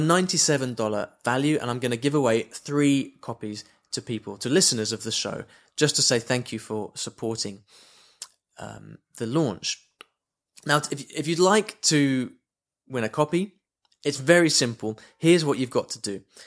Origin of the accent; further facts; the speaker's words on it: United Kingdom; moved away; I'm from the U K originally, you can probably tell from my, from my accent